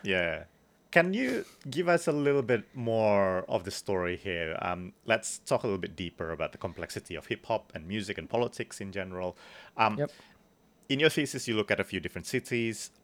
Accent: Bandung, West Java, Indonesia; I grew up in Bandung

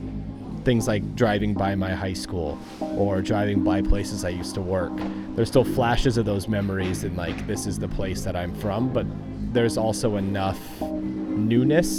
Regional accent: United States; moved away as an adult; now in Japan; I'm an American living in Japan and I can speak Japanese

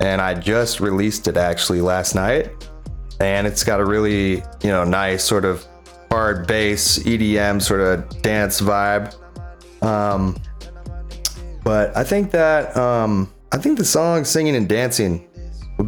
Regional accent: Bay Area, Northern California, United States; moved away as an adult; now in Maui, United States; growing up in the Bay Area

